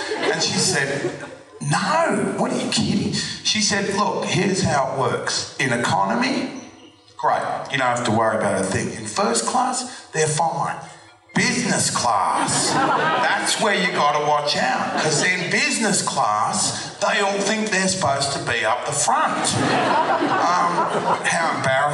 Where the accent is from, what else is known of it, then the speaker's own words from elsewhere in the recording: Australia; growing up in Australia and being an Australian actor